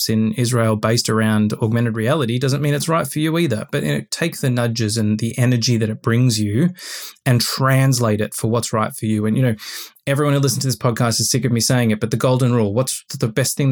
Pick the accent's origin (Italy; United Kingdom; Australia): Australia; I, as an Australian retailer